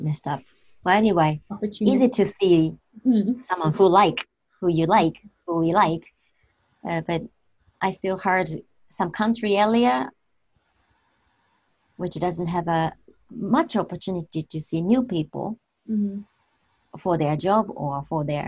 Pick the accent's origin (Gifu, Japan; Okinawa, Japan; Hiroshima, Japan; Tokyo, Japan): Tokyo, Japan; I grew up in Tokyo